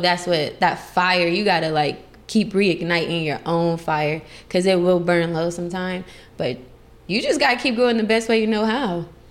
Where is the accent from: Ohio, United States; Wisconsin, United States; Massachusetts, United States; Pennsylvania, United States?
Ohio, United States; Columbus; moved away as an adult; also born or lived in Las Vegas, Nevada; now in California, United States; I'm originally from Columbus, Ohio